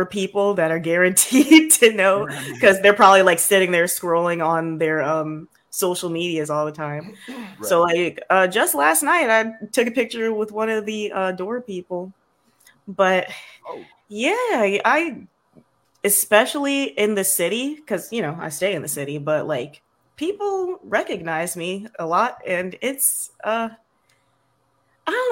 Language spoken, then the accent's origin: English; South DeKalb, Atlanta area, Georgia, United States; I grew up in South DeKalb